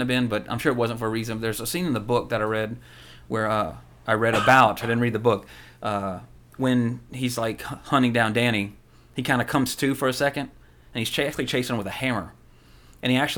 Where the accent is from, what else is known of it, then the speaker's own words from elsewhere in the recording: the South, United States; being a Southerner